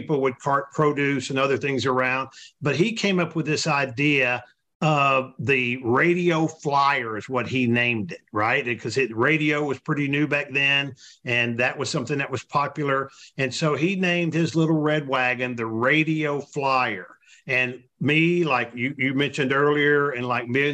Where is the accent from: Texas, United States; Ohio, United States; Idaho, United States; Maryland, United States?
Texas, United States; those of us that were fortunate enough to be born here